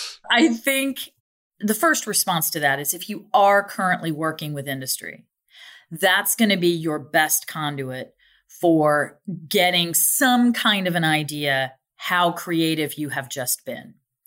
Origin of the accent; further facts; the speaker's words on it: Ohio, United States; I mean, I'm from Ohio, so I know what Toledo looks like.